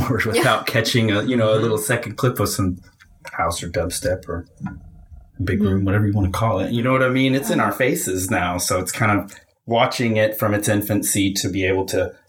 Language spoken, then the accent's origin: English; Fort Worth, Texas, United States; also born or lived in Houston, Texas; I was born in Houston, but I moved out to Fort Worth at a really young age and kind of from kindergarten all the way to high school